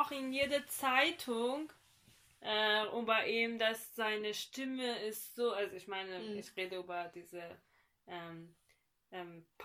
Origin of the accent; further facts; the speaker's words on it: northern Iran, Iran; German is a second language; äh, mindestens bei uns im Norden vom Iran.